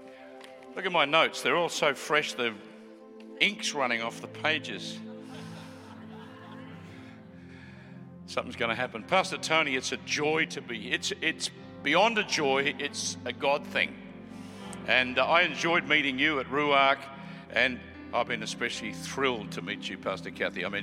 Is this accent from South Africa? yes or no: no; Australia; also born or lived in Melbourne; We're from Australia